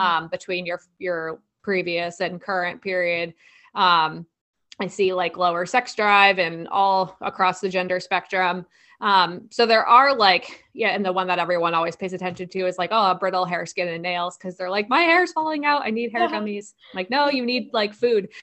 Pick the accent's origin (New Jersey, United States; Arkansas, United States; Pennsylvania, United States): New Jersey, United States; like New York area; I'm from the New Jersey, like New York area